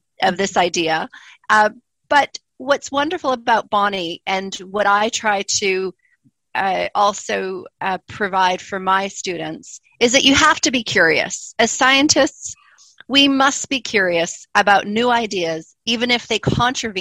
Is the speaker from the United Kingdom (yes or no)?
no; Canada; moved away as an adult; also born or lived in Montreal, Canada / Calgary, Canada; now in Christchurch, New Zealand; you can already probably tell that I don't sound New Zealander. I'm originally Canadian